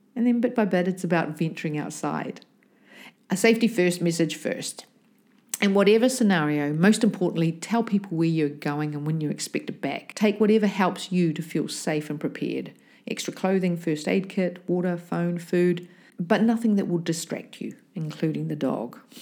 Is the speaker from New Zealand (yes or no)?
yes; New Zealand; me growing up in New Zealand